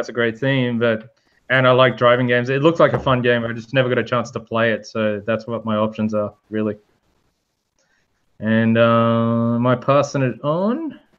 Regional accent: Australia; I saw more Fosters in America than I ever seen in Australia in my 38 years.

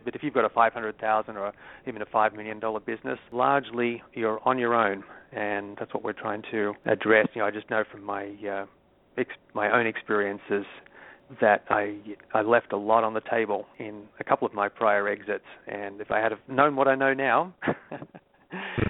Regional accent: Sydney, New South Wales, Australia; moved away as an adult; also born or lived in San Francisco; now in United States; As you might detect from my accent, I'm not originally from the U.S. I moved from my hometown of Sydney, Australia, to San Francisco in 94.

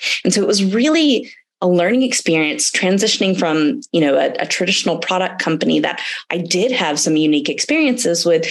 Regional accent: Atlanta, Georgia, United States; moved away as an adult; also born or lived in Germany / Silicon Valley; I'm from Atlanta, Georgia. I'm actually living here now

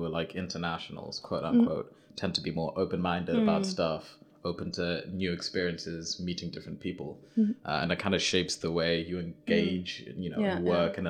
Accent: Zimbabwe; first language Shona; English is a second language; moved away; I'm bilingual and like I'm from Zimbabwe and we speak Shona in Zimbabwe.

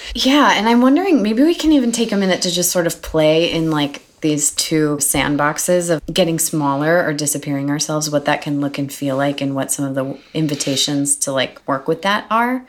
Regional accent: Milwaukee, Wisconsin, United States; moved away as an adult; now in New York, United States; I'm from Milwaukee and only moved to New York from Milwaukee two and a half years ago.

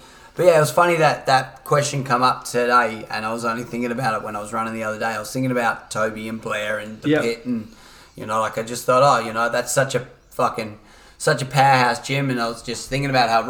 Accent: Perth, Western Australia, Australia; moved away; I was from Perth originally

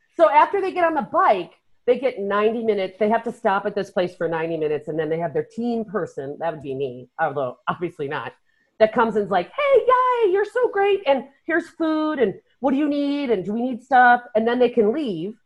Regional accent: Chicago, Illinois, United States; we grew up in Chicago, and our house was built in 1910

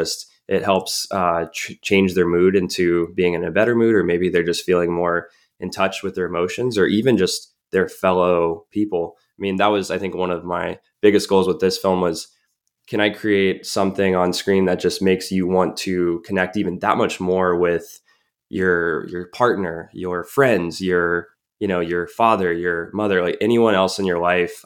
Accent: Colorado Springs, Colorado, United States; my hometown, um, you know, in Colorado Springs.

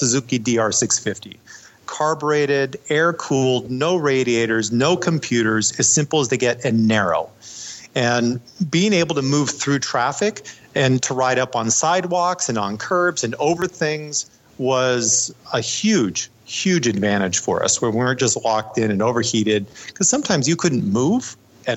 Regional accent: United States; as soon as they found out I was American

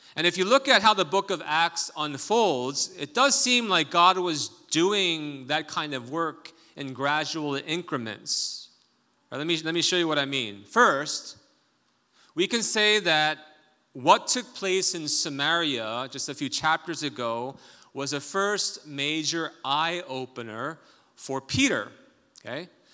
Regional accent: South Korea; moved away; I grew up in Korea

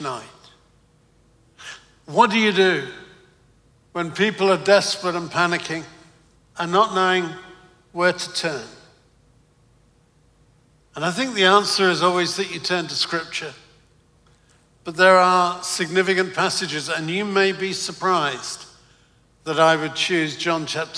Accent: London, United Kingdom; accent: Cockney; moved away as an adult; now in United States; I'm British, but I come from London, and I was brought up in the East End of London. So I was brought up in Cockney territory.

